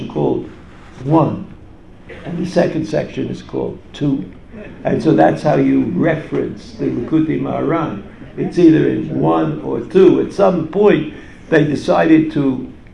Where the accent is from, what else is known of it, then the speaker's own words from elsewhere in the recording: New York City, New York, United States; I grew up in Brighton Beach, which is a neighborhood in Brooklyn, which is part of New York, which is part of America